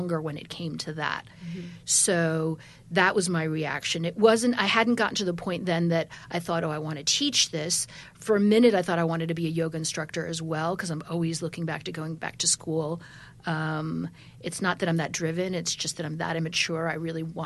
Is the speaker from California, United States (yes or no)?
no; Wisconsin, United States; now in New York, United States; I'm from Wisconsin